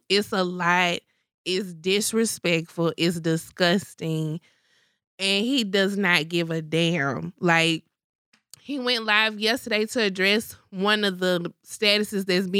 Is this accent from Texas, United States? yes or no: yes; Port Arthur, Texas, United States; Y'all pray for my hometown of Port Arthur, Texas.